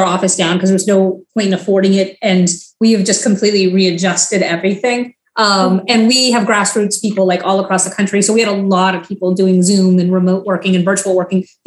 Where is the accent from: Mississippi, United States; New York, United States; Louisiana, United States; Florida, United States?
Florida, United States; now in Washington, D.C., United States; I'm from Florida